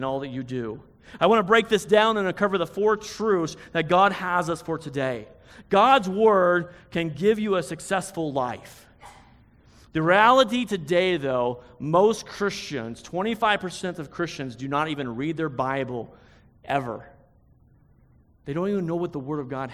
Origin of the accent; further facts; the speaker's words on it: United States; it's my right as an American to get angry